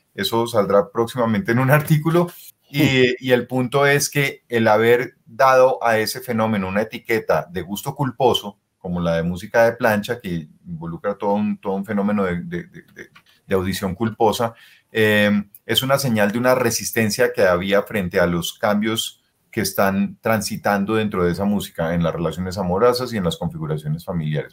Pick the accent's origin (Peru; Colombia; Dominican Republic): Colombia; mi ser colombiano